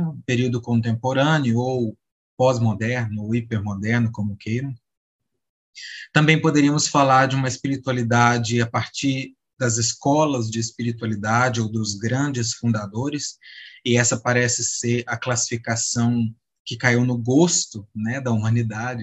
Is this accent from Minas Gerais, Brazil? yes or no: yes; Minas Gerais, Brazil; sou de Minas